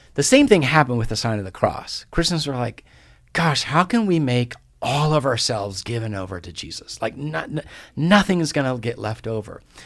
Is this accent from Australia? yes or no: no; Guatemala; moved away; I grew up in Guatemala